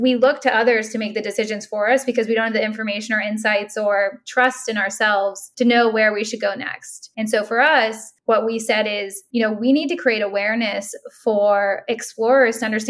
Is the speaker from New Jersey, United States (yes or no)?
no; Pittsburgh, Pennsylvania, United States; moved away; also born or lived in New York; I'm from Pittsburgh in a small town